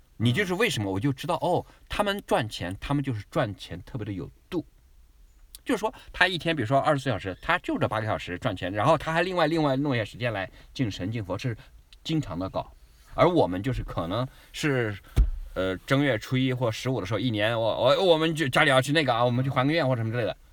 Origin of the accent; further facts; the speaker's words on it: China; moved away as an adult; also born or lived in Shanghai, China; now in Adelaide, Australia; 我是一个华裔嗯。所以我长期是生活在那种，我比如说前三十年我的前半生是完全在中国长大的